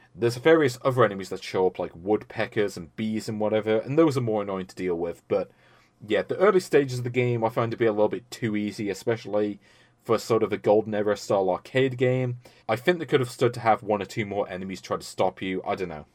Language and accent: English; United Kingdom; I'm British